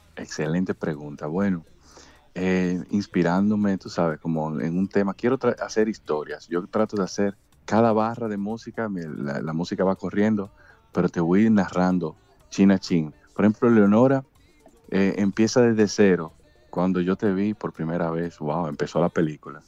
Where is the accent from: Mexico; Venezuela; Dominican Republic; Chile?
Dominican Republic; somos dominicanos